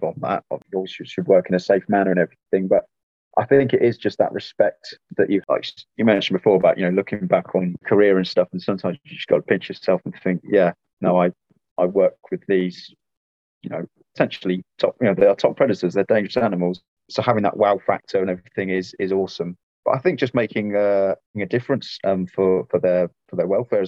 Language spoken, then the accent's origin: English; Midlands, United Kingdom; moved away as an adult; also born or lived in Wiltshire; now in Kent, United Kingdom; I grew up in the Midlands.